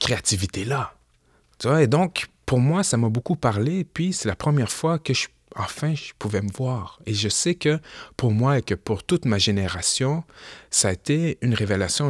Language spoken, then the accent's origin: French; Quebec City, Quebec, Canada; je suis né au Québec, j'ai grandi au Québec